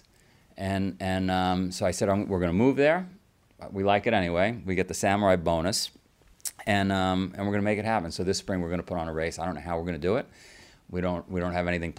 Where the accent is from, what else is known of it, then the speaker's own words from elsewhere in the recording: New York City, New York, United States; I grew up in Queens in a little neighborhood called Howard Beach